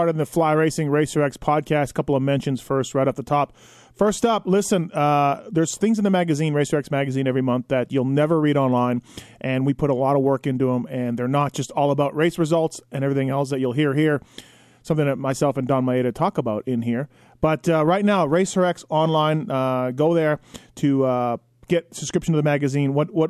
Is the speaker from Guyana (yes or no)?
no; Canada; I'm proud to say that insulin for diabetes was invented right there in my home country of Canada.